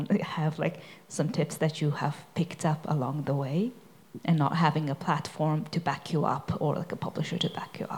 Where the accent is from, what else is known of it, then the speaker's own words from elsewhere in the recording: Mongolia; I'm from Mongolia as well